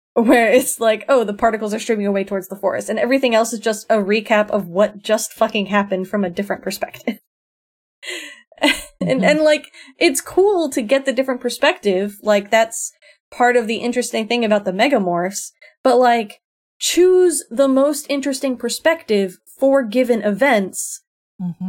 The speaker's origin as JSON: {"language": "English", "region": "South Florida", "country": "United States", "tie": "born or raised there", "said": "I grew up in South Florida"}